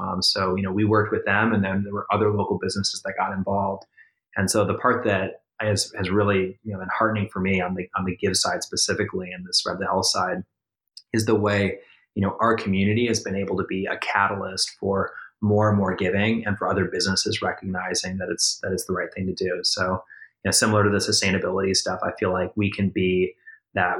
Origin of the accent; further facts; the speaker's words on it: Minnesota, United States; moved away; I grew up in the Midwest myself. I grew up in Minnesota.